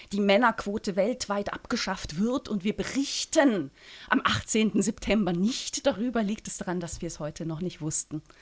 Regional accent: St. Gallen, Switzerland; Das ist das ähm, Publikationsmedium meiner Heimatstadt, nämlich das St. Galler Tagblatt.

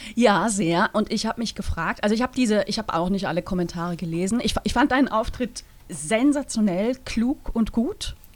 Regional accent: Switzerland

